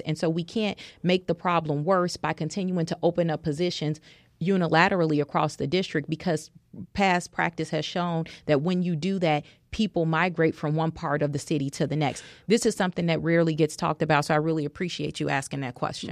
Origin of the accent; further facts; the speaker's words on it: Chicago, Illinois, United States; Auburn Gresham. That's the community I was born and raised